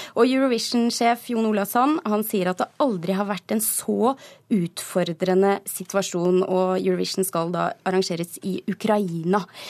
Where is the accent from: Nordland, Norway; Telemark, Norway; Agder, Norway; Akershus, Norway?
Telemark, Norway; som stolt telemarking